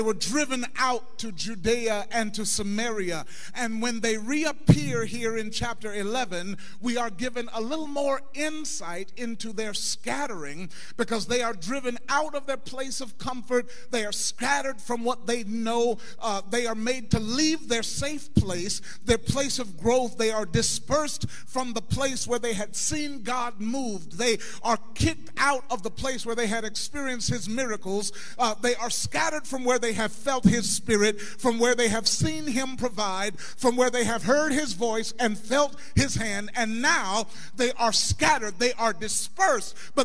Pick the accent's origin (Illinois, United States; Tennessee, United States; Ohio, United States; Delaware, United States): Ohio, United States; Jefferson Township; I grew up in Jefferson Township, right on Route 4, 4860 Germantown Pike.